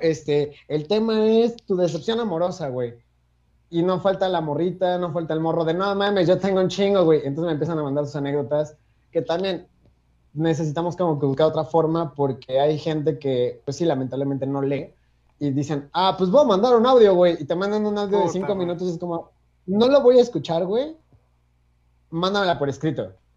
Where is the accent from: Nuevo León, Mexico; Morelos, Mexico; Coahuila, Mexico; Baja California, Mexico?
Morelos, Mexico; Cuernavaca; moved away as an adult; now in Mexico City, Mexico; soy de Cuernavaca, Morelos, vivo en Ciudad de México desde hace siete años